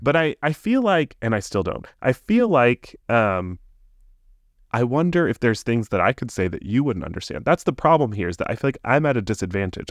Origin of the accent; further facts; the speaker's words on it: Tampa, Florida, United States; moved away as an adult; now in Orlando, United States; I grew up in the Tampa area